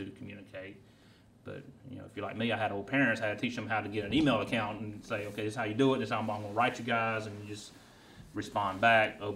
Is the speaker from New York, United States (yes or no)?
no; Union, South Carolina, United States; also born or lived in Kentucky; I'm born and raised in Union, South Carolina